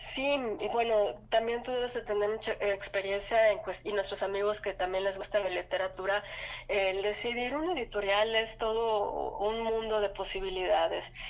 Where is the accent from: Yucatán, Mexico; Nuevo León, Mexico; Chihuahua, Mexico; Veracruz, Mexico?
Yucatán, Mexico; moved away; en Yucatán, de donde soy